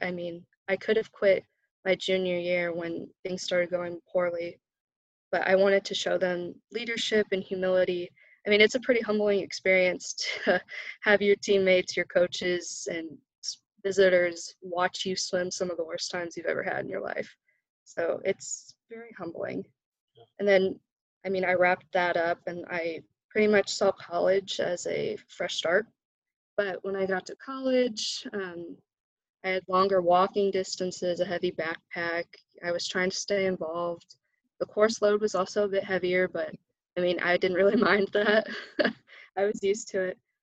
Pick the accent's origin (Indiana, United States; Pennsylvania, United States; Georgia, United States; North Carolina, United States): Indiana, United States; Frankfort; also born or lived in Oregon; I'm from Frankfort, Indiana, so I'm right down the road from Purdue. Uh, that's where I grew up. I was actually born out in Oregon, but we moved here when I was about a year old.